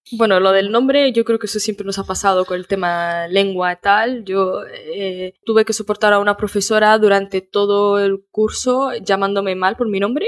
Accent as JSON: {"language": "Spanish", "region": "northern Morocco", "country": "Morocco", "moved": "yes", "lives_now": "Spain", "said": "todos los que somos de Marruecos, sobre todo los del norte, que tenemos este dariziñol"}